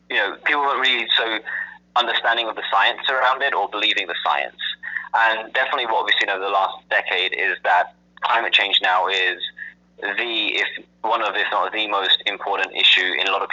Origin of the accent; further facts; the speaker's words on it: England, United Kingdom; also born or lived in London; I was born and raised in England. Two parents of Indian ancestry, and went to school and college, university in London.